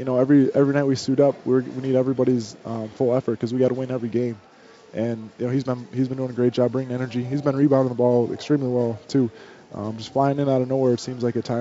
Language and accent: English; Randolph, United States; moved away; there had to be, 100 people here with wearing the green from Randolph, from my hometown, from the Madison area.